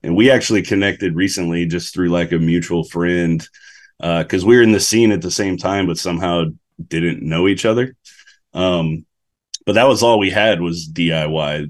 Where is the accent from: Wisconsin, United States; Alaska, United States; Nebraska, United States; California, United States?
Alaska, United States; North Pole; moved away as an adult; now in Texas, United States; I was born and raised in Alaska.